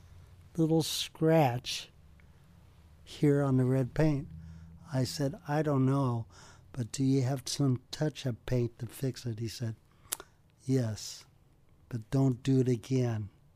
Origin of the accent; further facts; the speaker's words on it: California, United States; We kept together and kept in touch because we're from California.